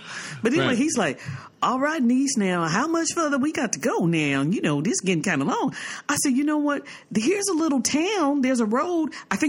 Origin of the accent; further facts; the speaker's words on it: California, United States; we're foreigners coming from California.